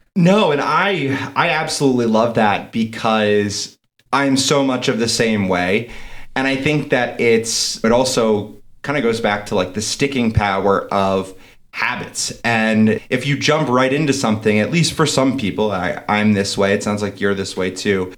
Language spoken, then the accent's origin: English; East Coast, United States; now in Denver, United States; I'm from the East Coast originally. Now I'm out in Denver.